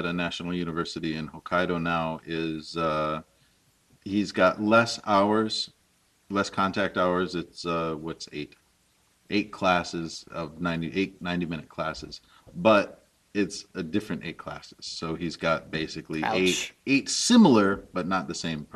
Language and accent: English; United States; as an American